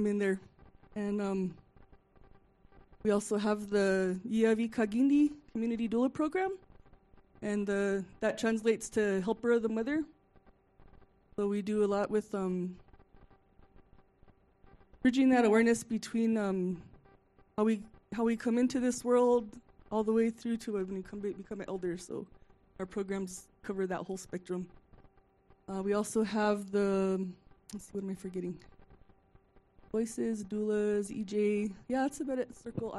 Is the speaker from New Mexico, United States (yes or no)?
yes; Santa Clara Pueblo, New Mexico, United States; I'm from Santa Clara Pueblo, down in the valley